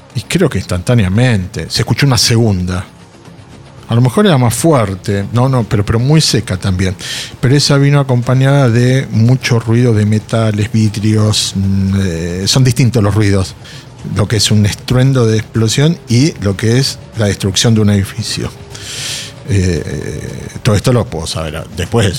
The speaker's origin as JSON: {"language": "Spanish", "country": "Argentina", "said": "como miembros de la comunidad, como sociedad argentina"}